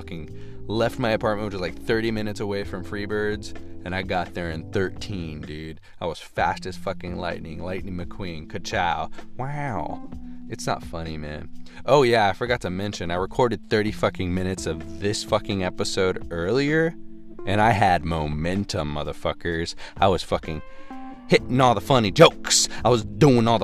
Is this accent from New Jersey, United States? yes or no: no; Texas, United States; moved away as an adult; also born or lived in Austin, Texas; Ended up deciding to go back to my hometown